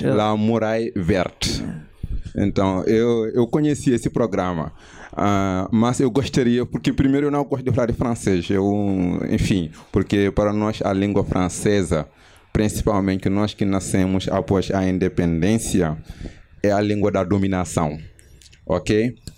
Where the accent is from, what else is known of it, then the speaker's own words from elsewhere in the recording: Senegal; Portuguese is a second language; moved away as an adult; now in Brazil; eu sou do Senegal